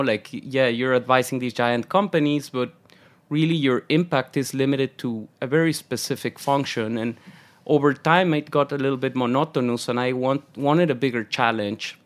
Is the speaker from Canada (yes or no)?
no; Mexico City, Mexico; moved away as an adult; also born or lived in London; now in New York, United States; born and raised in Mexico City